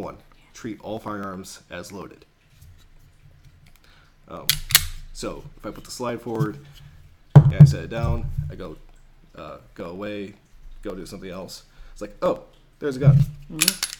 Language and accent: English; near Chicago, Illinois, United States; moved away as an adult; also born or lived in Michigan; now in Houston, United States; I come from by Chicago, and growing up in the North, especially with the winters